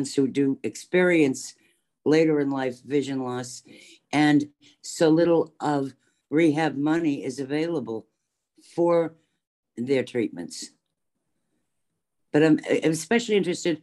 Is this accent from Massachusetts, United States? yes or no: yes; Boston, Massachusetts, United States; now in Maryland, United States; I'm originally from Boston, not from Maryland